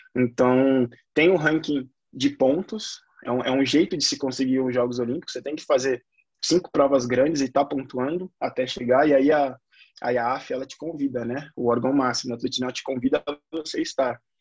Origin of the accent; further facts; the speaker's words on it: São Paulo, Brazil; Eu falo de São Paulo, moro, sou paulista, paulistão da gema mesmo, bem do meio